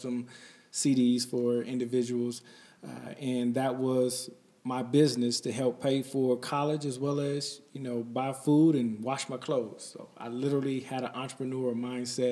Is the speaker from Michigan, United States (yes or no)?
yes; Detroit, Michigan, United States; moved away as an adult; also born or lived in East Palo Alto, California / Kentucky; Then I moved to Michigan and then grew up in Detroit